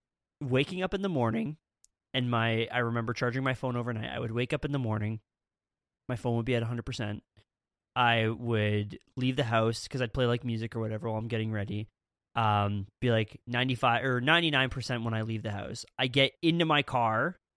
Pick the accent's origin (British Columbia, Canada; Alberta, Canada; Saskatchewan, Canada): Saskatchewan, Canada; Man, I love to tell people in Ontario that I'm from Saskatchewan.